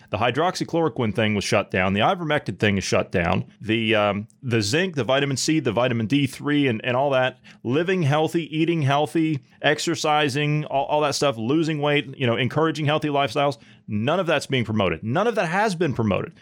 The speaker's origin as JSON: {"language": "English", "country": "United States", "tie": "born or raised there", "moved": "yes", "said": "back in my hometown, back in the U S"}